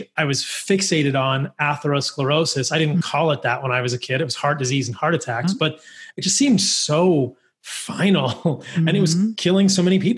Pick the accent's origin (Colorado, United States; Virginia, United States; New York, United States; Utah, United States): Virginia, United States; Northern; I grew up in Northern Virginia, right where you are, in DC